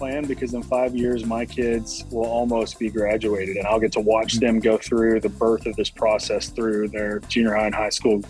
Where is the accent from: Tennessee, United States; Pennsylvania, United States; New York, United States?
Tennessee, United States; Nashville; also born or lived in Birmingham, Alabama / Harrison, Arkansas; But I grew up mostly in Nashville, Tennessee, and in Harrison, Arkansas